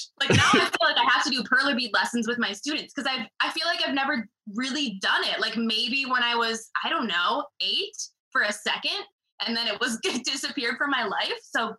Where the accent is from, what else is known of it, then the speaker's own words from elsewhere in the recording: Wisconsin, United States; I'm from Wisconsin.